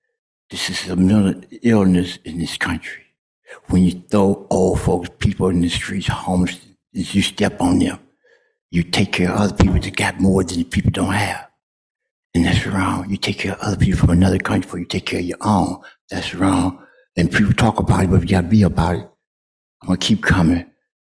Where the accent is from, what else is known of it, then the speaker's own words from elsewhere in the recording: Chicago, Illinois, United States; also born or lived in Detroit; I'm from Chicago, Detroit.